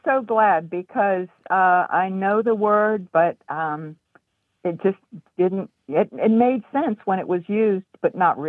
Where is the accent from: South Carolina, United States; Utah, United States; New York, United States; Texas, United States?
South Carolina, United States; Charleston; I'm from South Carolina, and I married a wonderful man from Minnesota.